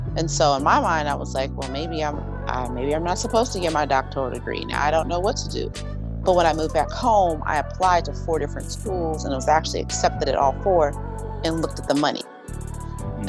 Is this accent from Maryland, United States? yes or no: yes; Howard County, Maryland, United States; I am actually from Maryland, um, a small county called Howard County